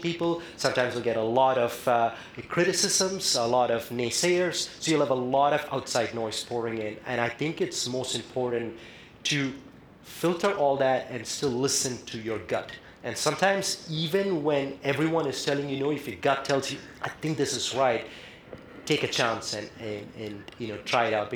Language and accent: English; India; moved away; I come from India where, you know, the effects of climate change and the economic disparities that come from lack of energy access, you know, I saw that growing up firsthand.